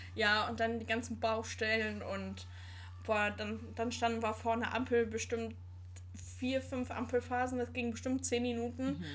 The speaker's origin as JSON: {"language": "German", "area": "Sauerland", "region": "North Rhine-Westphalia", "country": "Germany", "tie": "born or raised there", "moved": "yes", "said": "Also, ich komme gebürtig aus dem Sauerland. Das ist in Nordrhein-Westfalen."}